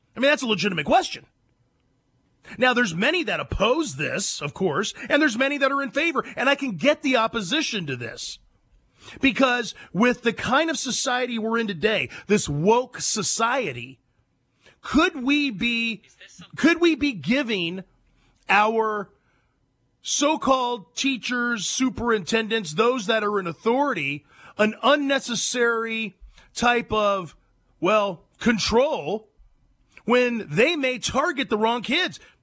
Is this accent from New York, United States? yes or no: no; San Joaquin Valley, California, United States; moved away; I grew up in the cent- Central Valley, the San Joaquin Valley, north of Fresno